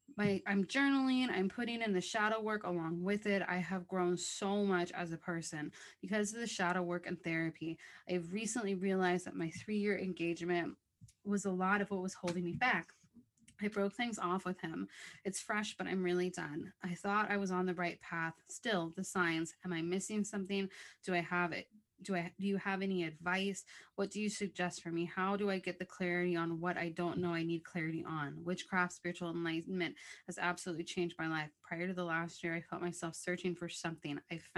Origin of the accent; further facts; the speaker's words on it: Buffalo, New York, United States; I am 27 from Buffalo, New York.